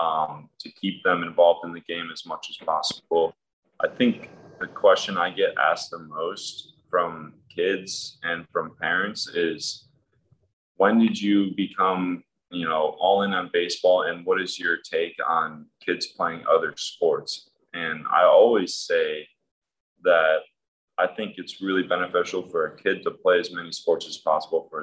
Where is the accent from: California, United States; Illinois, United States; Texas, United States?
Illinois, United States; south suburbs of Chicago; I grew up in a place just south of Chicago in the suburbs